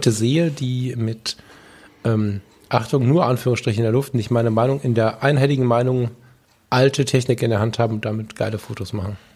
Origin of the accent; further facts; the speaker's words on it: Düsseldorf, North Rhine-Westphalia, Germany; born there; ich bin auch in Düsseldorf geboren, bin ich trotzdem ein großer Fan von Köln.